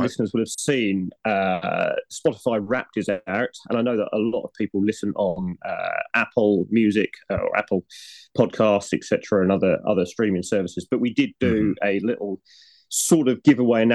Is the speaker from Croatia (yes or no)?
no; United Kingdom; we're British